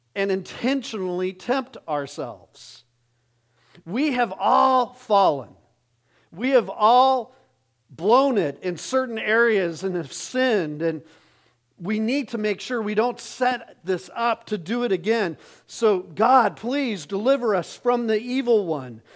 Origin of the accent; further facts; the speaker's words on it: Arizona, United States; I grew up in Arizona